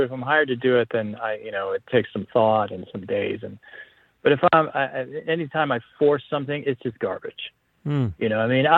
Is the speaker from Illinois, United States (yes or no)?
no; Coral Gables, Florida, United States; also born or lived in Greece / United Kingdom; I was born in Coral Gables, actually. I was raised mostly in Coral Gables